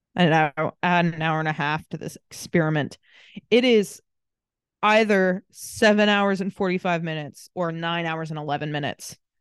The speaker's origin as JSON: {"language": "English", "town": "Greenfield", "region": "Indiana", "country": "United States", "tie": "born or raised there", "also_born_or_lived": "Muncie, Indiana", "moved": "as an adult", "lives_now": "Glasgow, United Kingdom", "said": "we're from Greenfield"}